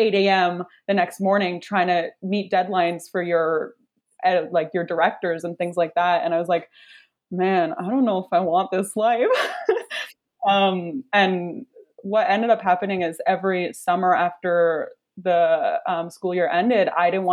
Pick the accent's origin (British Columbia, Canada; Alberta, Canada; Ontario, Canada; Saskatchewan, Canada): Ontario, Canada; Kingston; moved away as an adult; also born or lived in Toronto; I'm from Kingston. I moved to Toronto for school to go to OCAD University for illustration.